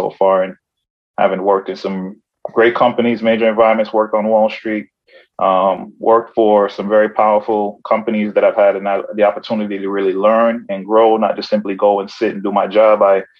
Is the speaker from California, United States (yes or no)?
no; Brooklyn, New York, United States; growing up in Brooklyn and growing up in the hood, I never lost sight of my foundation and the principles and where I come from.